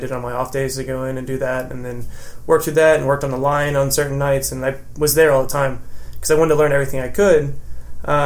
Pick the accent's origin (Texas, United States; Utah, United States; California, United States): Texas, United States; Sugar Land; also born or lived in College Station, Texas; I grew up in Sugar Land, went to school out there